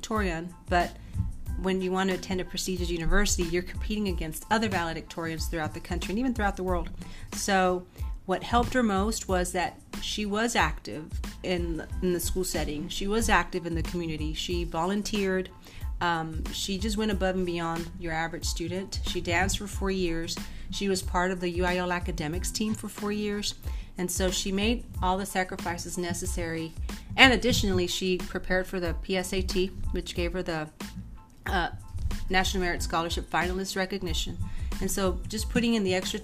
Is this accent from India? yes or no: no; Mexico; moved away; also born or lived in Washington State; my parents don't speak any English because we are from Mexico